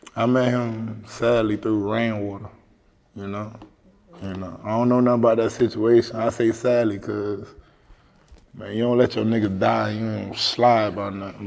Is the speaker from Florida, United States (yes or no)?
yes; Miami, Florida, United States; I'm from Liberty City. I'm from Dade County